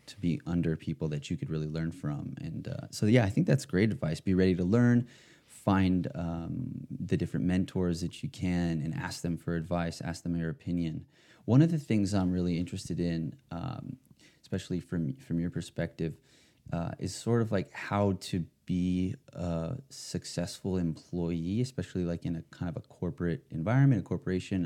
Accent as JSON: {"language": "English", "town": "West Hollywood", "region": "California", "country": "United States", "tie": "born or raised there", "said": "here in my, my home state, my home sort of town"}